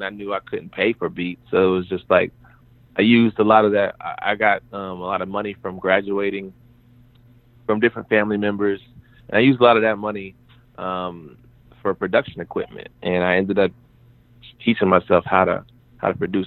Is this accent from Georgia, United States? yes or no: yes; Warner Robins, Georgia, United States; also born or lived in North Dakota; it started in a place called Warner Robins, Georgia, which is like a military town